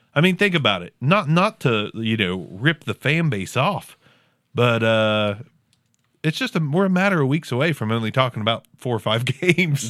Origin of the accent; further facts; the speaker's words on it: Southern Ohio, United States; accent: Southern Ohio; my Southern Ohio accent